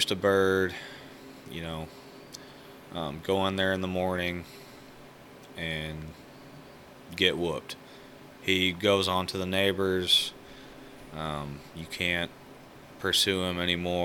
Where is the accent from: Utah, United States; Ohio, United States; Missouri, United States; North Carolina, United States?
Missouri, United States; it's my home state